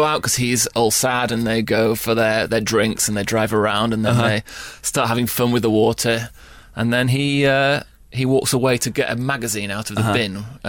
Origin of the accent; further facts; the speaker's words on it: United Kingdom; as a Brit